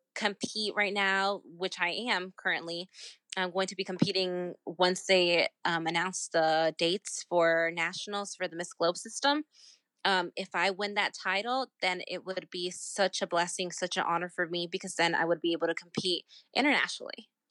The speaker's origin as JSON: {"language": "English", "region": "Virginia", "country": "United States", "tie": "born or raised there", "said": "my home state"}